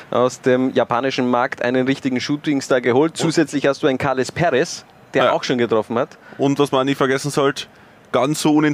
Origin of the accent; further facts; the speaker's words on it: Styria, Austria; Ich als Steirer verbinde natürlich viel, viel mit dem schönsten Bundesland Österreichs.